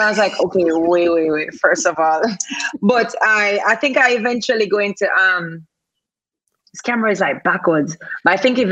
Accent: Jamaica; moved away as an adult; also born or lived in Toronto, Canada; I come from Jamaica, the whole island has 3 million people.

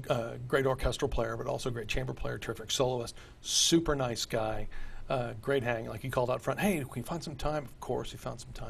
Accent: Texas, United States; moved away as an adult; also born or lived in New York City; Growing up in Texas

